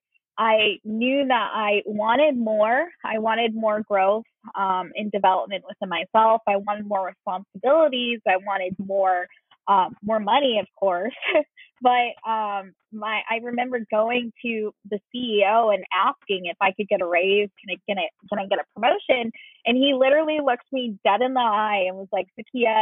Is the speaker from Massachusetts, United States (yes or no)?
yes; Leominster, Massachusetts, United States; moved away as an adult; also born or lived in Seattle, Washington; I actually grew up in Central Massachusetts, which is Leominster.